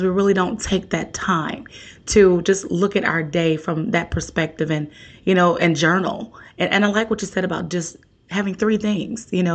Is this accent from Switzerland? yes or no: no; New Orleans, Louisiana, United States; I'm from New Orleans